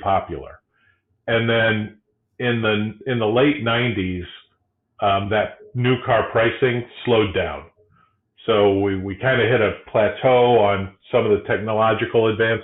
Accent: South Bend, Indiana, United States; now in Michigan, United States; I grew up in South Bend

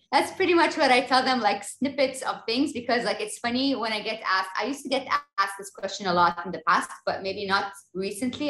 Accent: Kuwait; I'm from Kuwait. Parents, grandparents, mom and dad, both sides are, are also from Kuwait. So we're all from here

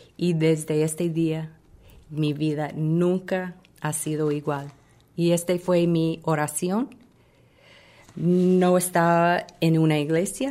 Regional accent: Chicago, Illinois, United States; moved away as an adult; also born or lived in Fort Myers, Florida; yo crecí en Chicago

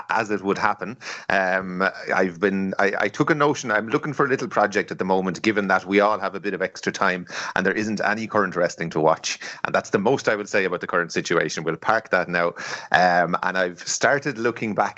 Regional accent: Ireland; we're all Irish lads

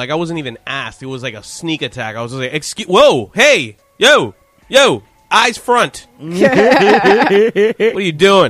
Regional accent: Miami, Florida, United States; moved away; I'm originally from Miami

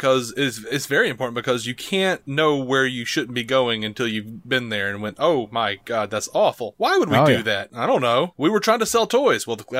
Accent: Birmingham, Alabama, United States; I'm from the South, so we're all from Birmingham, most of us.

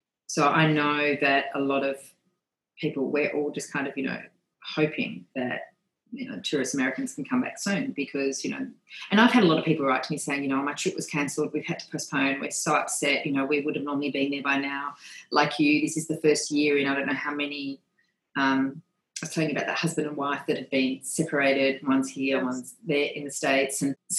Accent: Australia; So it does remind me probably a bit of the beaches that I grew up with in Australia.

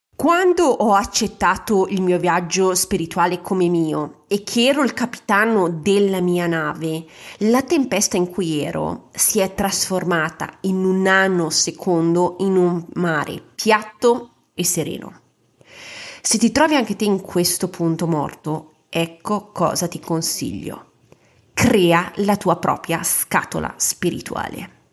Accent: a small Ligurian town, Italy; vivevo in una cittadina ligure molto cattolica Immagina che la comunità cattolica del mio paese

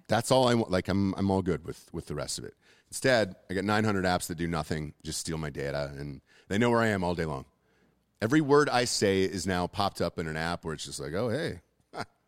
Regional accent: Atlanta, Georgia, United States; I'm from Atlanta

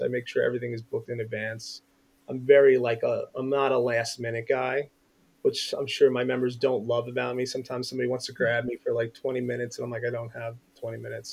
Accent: Bethpage, New York, United States; I was born and raised in Long Island, New York, in a town called Bethpage

